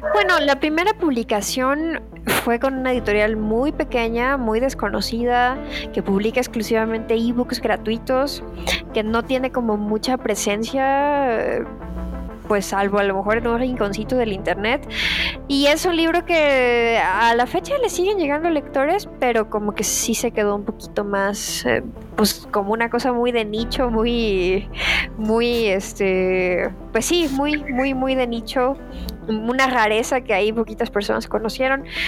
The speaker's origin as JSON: {"language": "Spanish", "town": "Guadalajara", "region": "Jalisco", "country": "Mexico", "said": "soy de Guadalajara, vivo en Guadalajara."}